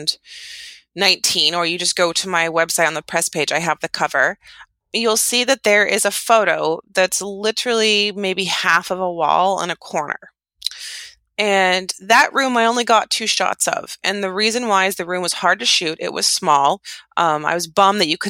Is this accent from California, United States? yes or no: yes; outside of Yosemite National Park, California, United States; I grew up outside of Yosemite National Park, which is really close